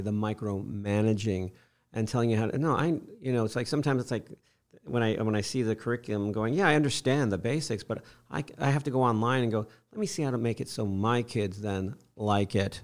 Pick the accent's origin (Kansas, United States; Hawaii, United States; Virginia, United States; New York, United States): New York, United States; Fishkill; moved away as an adult; also born or lived in St. Petersburg, Florida / San Francisco Bay Area, California; now in Florida, United States; I grew up in Fishkill, New York, Hudson oh, Valley.